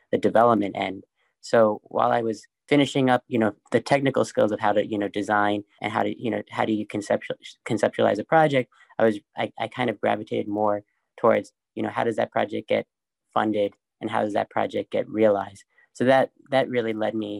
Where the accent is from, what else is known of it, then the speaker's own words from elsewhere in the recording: New York City, New York, United States; I grew up in New York City, really close by to the High Line